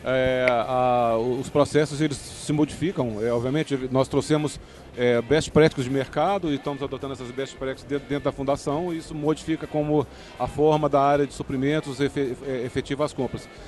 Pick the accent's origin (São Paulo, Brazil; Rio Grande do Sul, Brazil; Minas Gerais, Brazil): Minas Gerais, Brazil; como bom mineiro